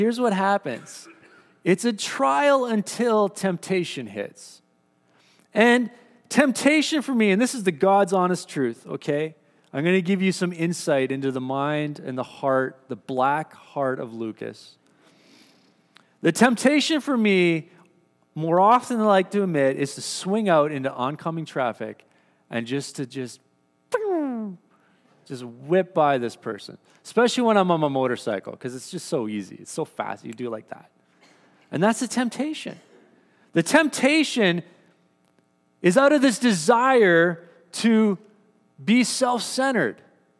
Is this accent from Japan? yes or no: no; Surrey, British Columbia, Canada; now in Powell River, Canada; I come from the city. I've only been here for about 16 months. And so I come from Surrey, where we like to drive.